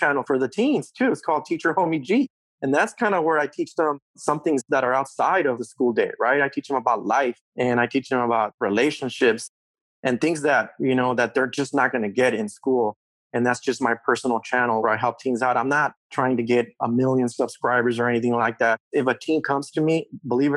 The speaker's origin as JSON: {"language": "English", "country": "Mexico", "tie": "born or raised there", "also_born_or_lived": "California", "moved": "yes", "lives_now": "United States", "said": "I was born in Mexico. I came here as a what we call a voluntary minority, right? My mom and brought my sister to California when my dad was already in California at the time. We crossed the border early 1980s."}